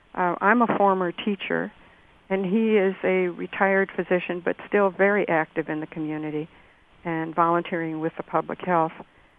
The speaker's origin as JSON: {"language": "English", "town": "Rochester", "region": "Minnesota", "country": "United States", "tie": "born or raised there", "said": "We have a federal medical center, a prison in my hometown of Rochester, Minnesota."}